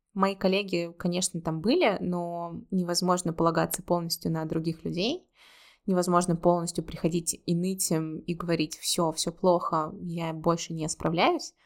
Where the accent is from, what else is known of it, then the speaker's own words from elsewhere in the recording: Russia; moved away as an adult; also born or lived in Saint Petersburg, Russia; now in Georgia; я люблю Петербург, это мой родной город, второй родной город, после моего действительно родного города